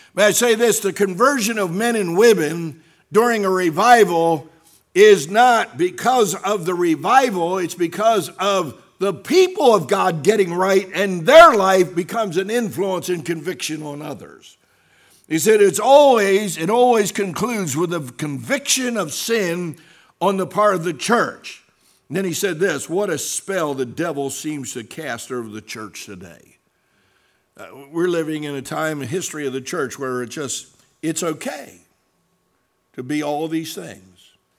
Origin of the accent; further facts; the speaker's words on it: Salem, United States; Doctor Paul Vandermim's from my hometown in Salem